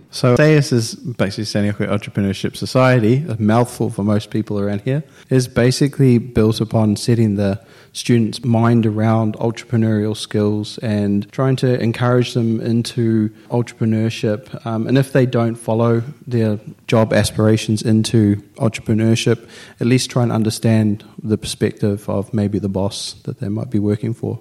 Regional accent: New Zealand; now in Finland; I'm from New Zealand

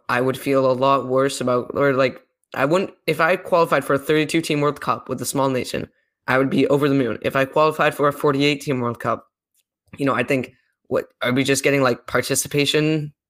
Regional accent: Canada; I'm ashamed as a Canadian

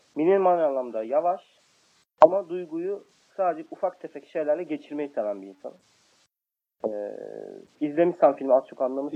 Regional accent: Kayseri Province, Turkey; Ben Kayseriyeliyim

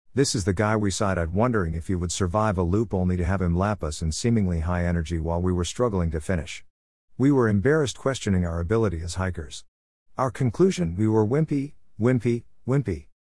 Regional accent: Midwest, United States; Being a Midwesterner

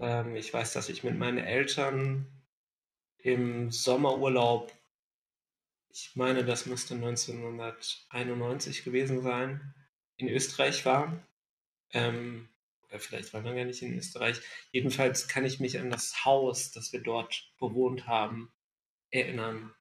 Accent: Ludwigsburg, Baden-Württemberg, Germany; moved away; in meiner alten Heimat Ludwigsburg verbracht

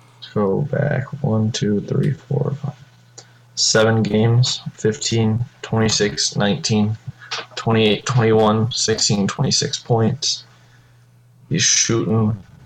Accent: Michigan, United States; we're all from Michigan

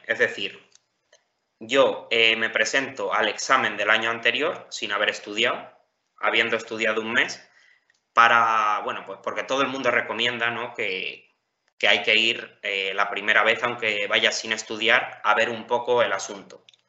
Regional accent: Campo de Criptana, Castilla-La Mancha, Spain; yo soy de Campo de Cristana, de un pueblo de Ciudad Real.

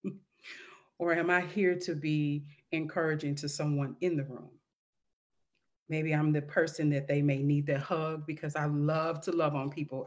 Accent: St. Louis, Missouri, United States; moved away as an adult; now in Dallas, United States; Saint Louis, Missouri, my hometown

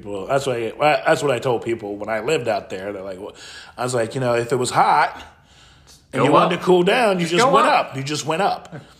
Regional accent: Midwest, United States; now in Colorado, United States; I grew up in the Midwest.

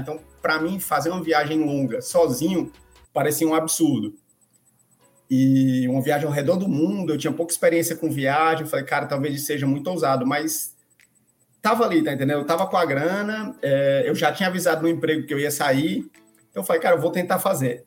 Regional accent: Fortaleza, Ceará, Brazil; moved away as an adult; also born or lived in Argentina / Maranhão; Eu sou de Fortaleza, no Ceará. Então, eu nasci e cresci em Fortaleza, na capital do Ceará

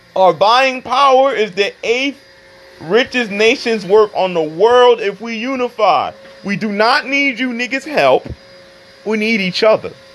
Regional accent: Charlotte, North Carolina, United States; when I grew up in Charlotte, we lived in the same neighborhood as Mexicans

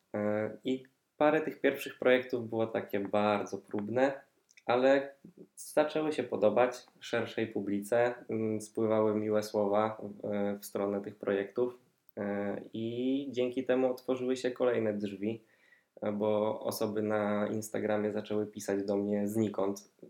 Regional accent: Poznań, Greater Poland, Poland; jestem z Poznania, tutaj też mieszkam

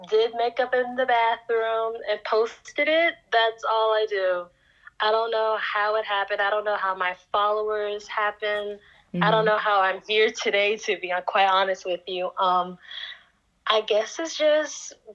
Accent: Columbus, Georgia, United States; I am born and raised in Columbus, Georgia, USA

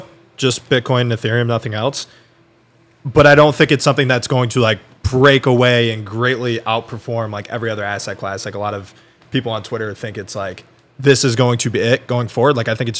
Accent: United States; we're from the U.S.

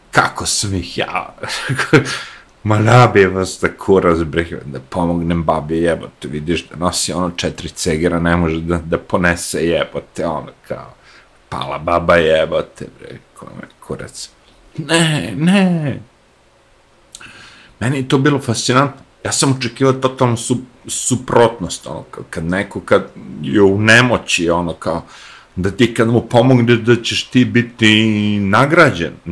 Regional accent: Smederevo, Podunavlje District, Serbia; moved away as an adult; also born or lived in Novi Sad, Serbia / Belgrade, Serbia / New York, United States; ja sam odrastao u Dunavu, Smederevu, Uh, u Novom Sadu sam imao Dunav, u Beogradu sam imao Dunav

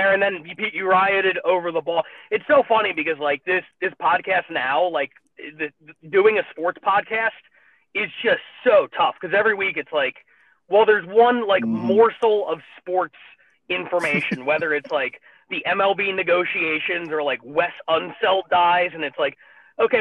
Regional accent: Philadelphia, Pennsylvania, United States; growing up in Philly

